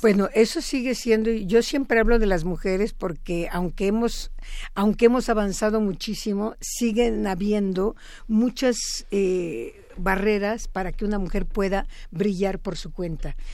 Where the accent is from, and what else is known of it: Mexico